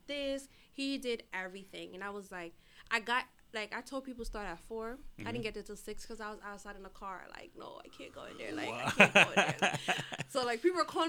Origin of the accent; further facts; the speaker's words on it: Jamaica; moved away; I was born here, but I was raised in Jamaica for 11 years.